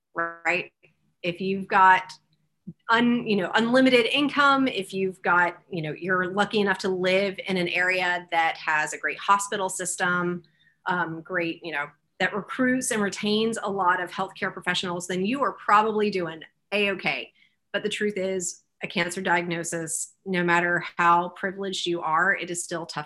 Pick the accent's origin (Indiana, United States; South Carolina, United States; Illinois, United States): South Carolina, United States; Greenville; I am from this district. I grew up in Greenville.